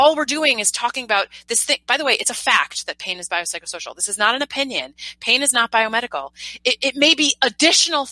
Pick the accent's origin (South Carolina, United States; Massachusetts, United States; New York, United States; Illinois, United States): New York, United States; now in San Francisco, United States; I'm a New Yorker